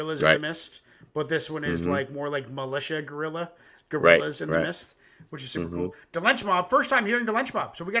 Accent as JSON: {"language": "English", "country": "Canada", "said": "me and my ex-brother-in-law, white, naive Canadians"}